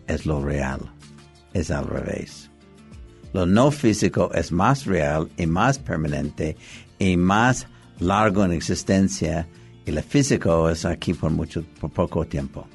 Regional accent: Los Angeles, California, United States; Yo nací en Los Ángeles, California

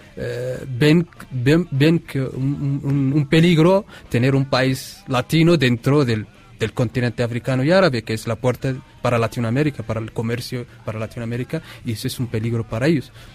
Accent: Western Sahara; Llevamos 43 años bajo la ocupación marroquí

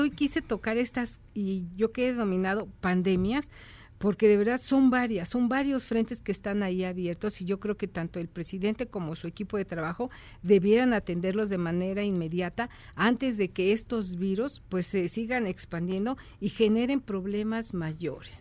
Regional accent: Mexico; nosotros los mexicanos

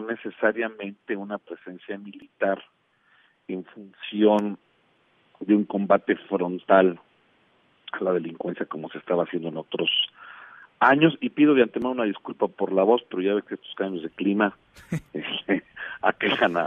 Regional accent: Mexico; estamos viviendo como mexicanos

